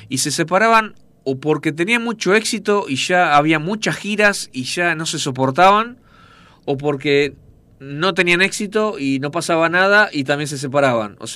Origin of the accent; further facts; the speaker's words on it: Buenos Aires, Argentina; Yo era músico, yo tocaba el bajo, yo soy de Buenos Aires